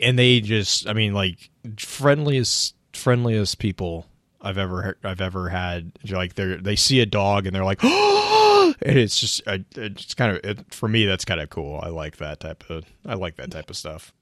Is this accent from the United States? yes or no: yes; Texas, United States; growing up in Texas